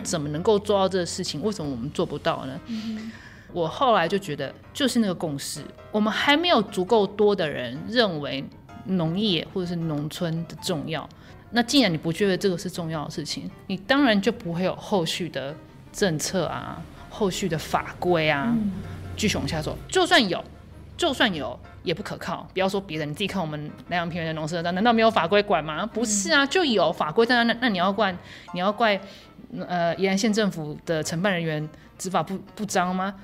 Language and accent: Chinese; Luodong, Yilan County, Taiwan; 我在罗东长大